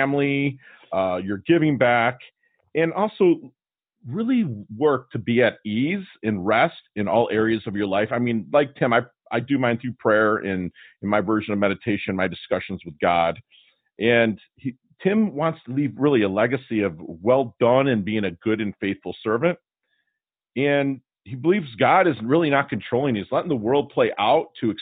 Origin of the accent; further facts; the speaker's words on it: Detroit, Michigan, United States; I grew up in Detroit